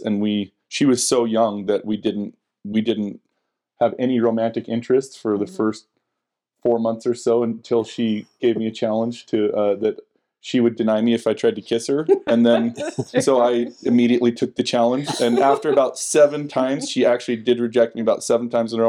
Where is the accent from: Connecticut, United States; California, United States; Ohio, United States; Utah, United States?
Utah, United States; West Jordan; also born or lived in West Valley City, Utah / Sandy, Utah / Murray, Utah / Draper, Utah; I grew up originally in West Jordan, West Valley, bounced around